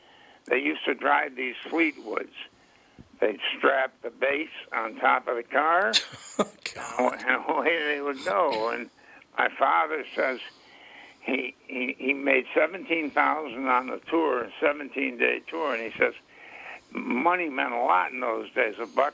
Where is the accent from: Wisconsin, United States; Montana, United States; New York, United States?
New York, United States; Rochester; moved away; my hometown, Rochester, New York, right across Lake Ontario